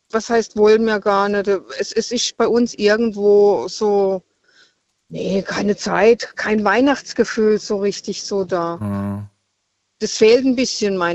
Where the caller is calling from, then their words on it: Freiburg, Baden-Württemberg, Germany; Ich bin aus Freiburg.